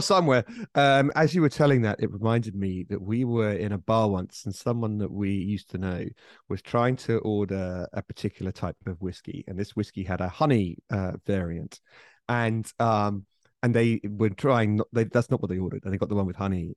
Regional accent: United Kingdom; I, as a British person

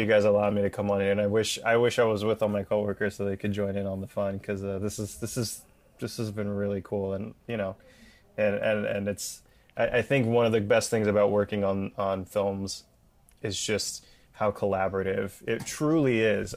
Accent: Bay Area, California, United States; my hometown up in the Bay Area

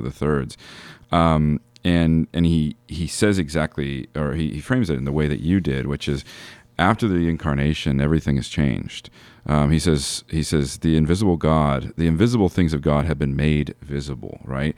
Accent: United States; as American Christians

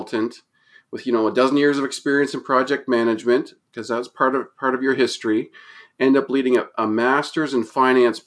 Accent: Moncton, New Brunswick, Canada; I'm from Moncton, New Brunswick

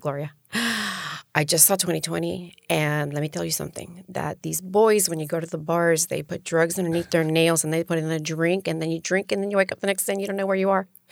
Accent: Miami, Florida, United States; also born or lived in New York City / Colombia; I'm from Miami

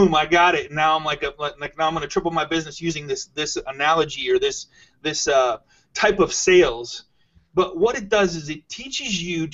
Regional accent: Michigan, United States; I'm from Michigan

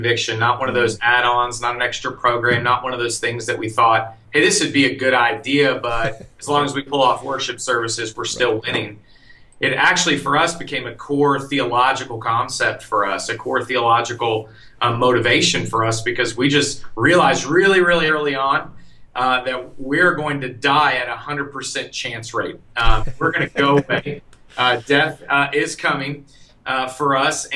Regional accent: Austin, Texas, United States; moved away; I'm from Austin. I'm actually a local Austinite

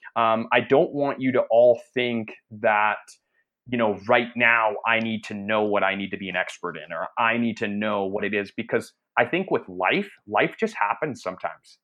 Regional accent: Canada; I'm I'm Canadian, so I'm actually uh, north of the border.

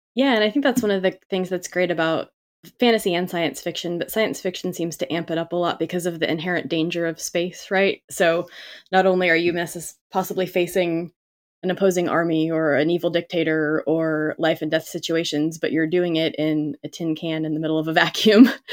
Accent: Southern California, United States; I grew up in Cal, Southern California, but enough outside the city

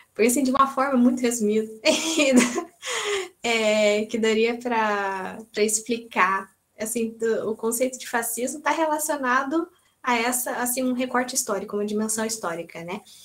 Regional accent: Brazil; now in Portugal; eternamente brasileira

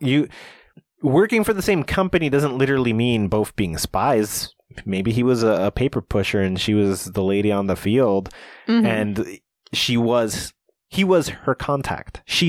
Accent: New Jersey, United States; I'm from Jersey and then I go to Cali where nobody knows what I look like.

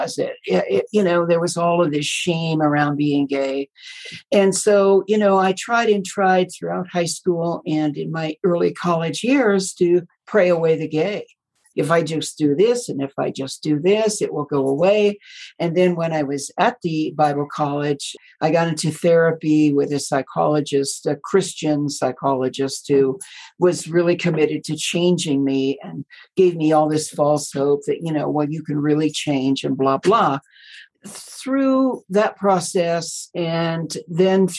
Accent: Midwest, United States; moved away as an adult; also born or lived in Colorado / Southern California; I was born in the Midwest to Billy Graham Baptist parents, and I was an only child

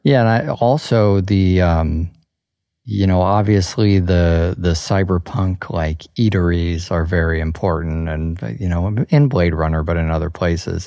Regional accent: Chicago, Illinois, United States; growing up in Chicago

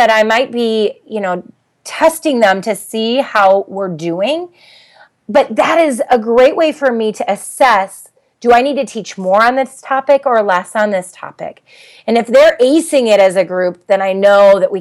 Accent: Minnesota, United States; I'm from Minnesota

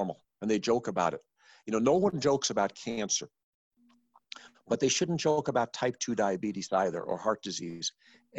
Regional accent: Arizona, United States; I'm from Arizona, where literacy is optional

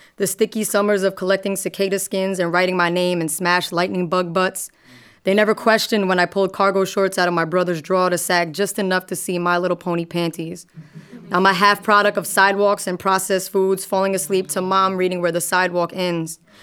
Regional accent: New York, United States; as a New Yorker

